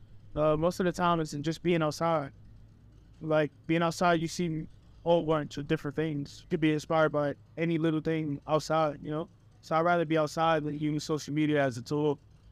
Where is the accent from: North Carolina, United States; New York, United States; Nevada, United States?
New York, United States; New York City; From Harlem, born and raised, still in Harlem. Just a different part of Harlem.